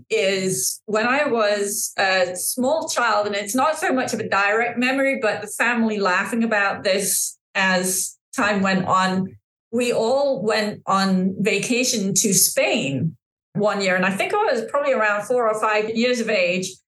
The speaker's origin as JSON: {"language": "English", "town": "Hemel Hempstead", "region": "East of England", "country": "United Kingdom", "tie": "born or raised there", "moved": "as an adult", "said": "I was born in Hemel Hempstead, England, and lived in England till I was about 28, lived all over the place."}